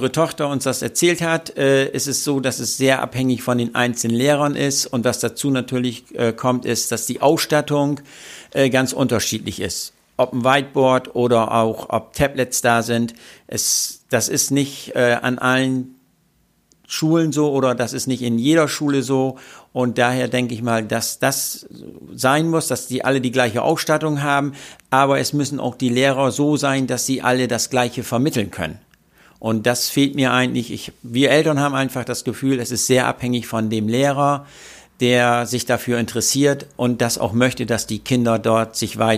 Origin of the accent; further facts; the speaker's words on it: Bremerhaven, Bremen, Germany; ich komme aus Bremerhaven